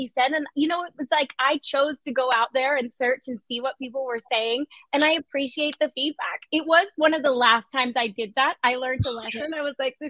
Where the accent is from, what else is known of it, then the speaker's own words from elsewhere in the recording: Australia; also born or lived in Calgary, Alberta, Canada; I was born in Calgary, grew up in Australia